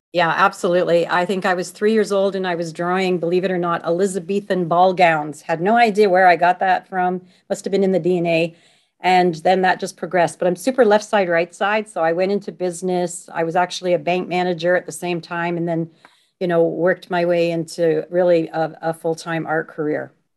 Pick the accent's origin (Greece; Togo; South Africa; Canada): Canada; being Canadian